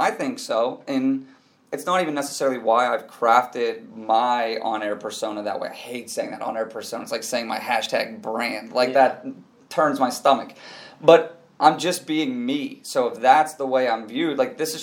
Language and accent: English; Pittsburgh, Pennsylvania, United States; born and raised in Pittsburgh